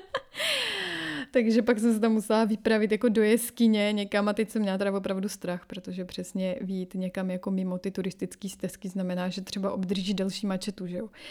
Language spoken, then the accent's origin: Czech; Czechia; moved away as an adult; also born or lived in Latin America; now in France; ale tady prostě ty kořeny tady jsou. Proto taky třeba mluvím s naším dítětem česky.